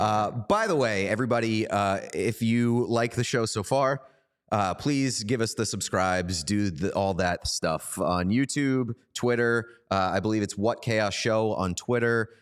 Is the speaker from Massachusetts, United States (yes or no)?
yes; Boston, Massachusetts, United States; We're both from Boston.